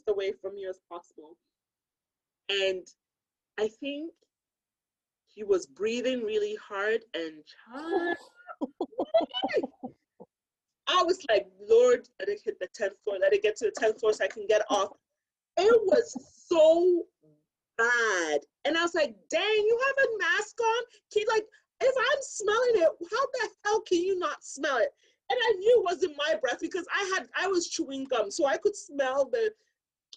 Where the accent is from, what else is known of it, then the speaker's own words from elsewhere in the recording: Ghana; growing up in Ghana, and I knew someone personally who suffered